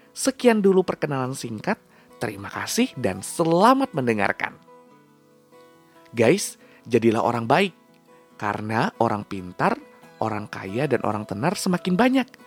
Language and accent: Indonesian; Padang, West Sumatra, Indonesia; now in Yogyakarta, Indonesia; lahir dan besar di kota Rendang Padang, Sumatera Barat. Sekarang merantau di kota Gudeg, Yogyakarta.